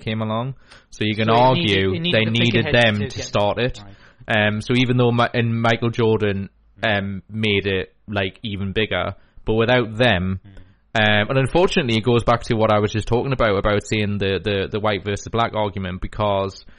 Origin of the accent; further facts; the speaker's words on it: Newcastle upon Tyne, North East England, United Kingdom; we're from the Newcastle area